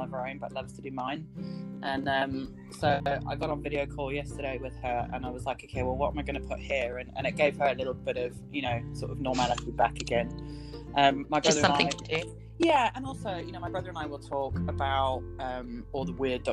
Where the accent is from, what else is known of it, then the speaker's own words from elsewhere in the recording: United Kingdom; being British